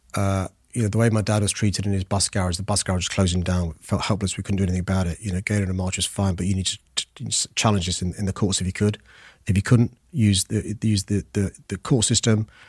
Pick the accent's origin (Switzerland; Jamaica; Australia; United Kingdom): United Kingdom; London; I was born in Tooting in Saint George's Hospital